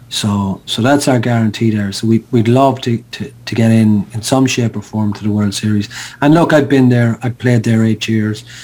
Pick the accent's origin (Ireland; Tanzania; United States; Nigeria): Ireland; Sligo, Connacht; I picked up the phone in Sligo, my hometown